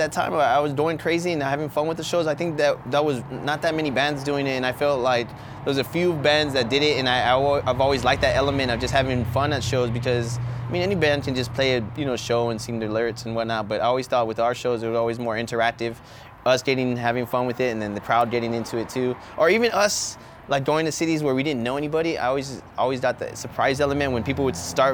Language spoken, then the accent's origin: English; San Antonio, Texas, United States; I've always lived here my whole life